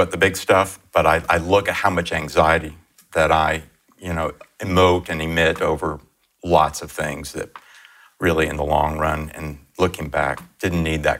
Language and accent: English; Miami, Florida, United States; Miami, Florida.